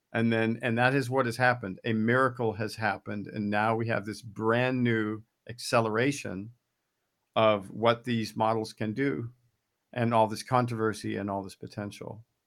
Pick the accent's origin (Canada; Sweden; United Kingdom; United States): United States; I'm an American